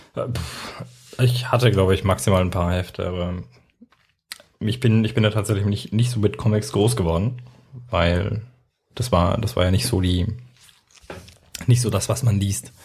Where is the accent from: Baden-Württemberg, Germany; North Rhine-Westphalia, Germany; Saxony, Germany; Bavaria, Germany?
Bavaria, Germany; Erlangen; wir sind in Henlohe groß geworden